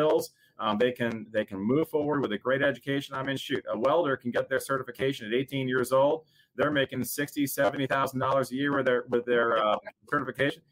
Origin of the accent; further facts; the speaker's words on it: Massachusetts, United States; moved away as an adult; now in Florida, United States; I grew up in Massachusetts as a son of a Navy captain